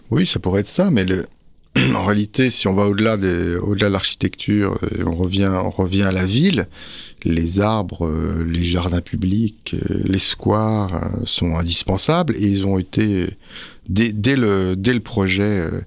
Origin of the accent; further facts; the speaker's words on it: France; pour revenir chez nous, en France